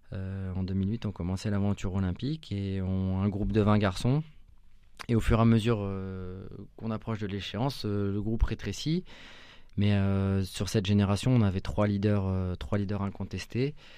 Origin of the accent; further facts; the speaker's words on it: La Chapelle-Saint-Mesmin, Centre-Val de Loire, France; also born or lived in Orléans; je suis né à Orléans, j'habitais à La Chapelle Saint-Mémin jusqu'à mes 18 ans